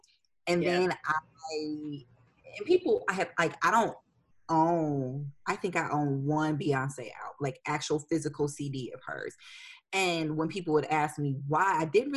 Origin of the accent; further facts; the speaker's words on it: Detroit, Michigan, United States; moved away as an adult; also born or lived in Indianapolis, Indiana; now in Nashville, United States; my hometown